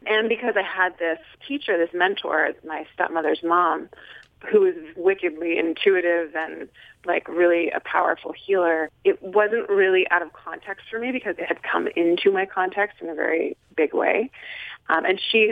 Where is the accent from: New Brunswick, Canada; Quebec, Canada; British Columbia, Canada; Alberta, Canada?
British Columbia, Canada; Nelson; I grew up in a small town in British Columbia called Nelson, B.C., in Canada